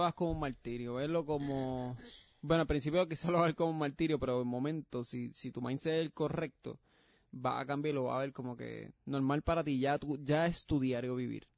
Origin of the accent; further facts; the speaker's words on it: Puerto Rico; now in Florida, United States; yo soy puertorriqueño, yo soy pues. yo sé que hay gente de España que no escucha, pero eso quiero, yo soy puertorriqueño.